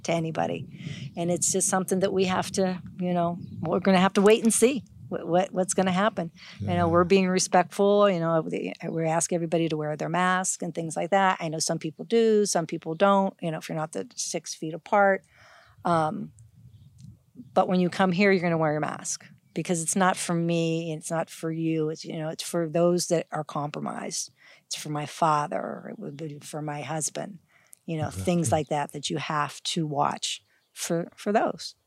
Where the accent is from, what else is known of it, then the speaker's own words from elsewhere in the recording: Youngstown, Ohio, United States; now in Hawaii, United States; Originally, I'm from Ohio. I grew up in um, Youngstown, Ohio